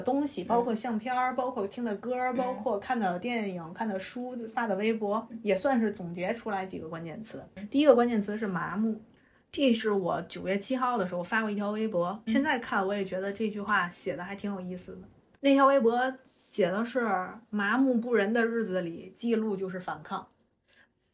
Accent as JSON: {"language": "Chinese", "region": "Tianjin", "country": "China", "said": "我们天津人自带的就是快乐的音，音符儿"}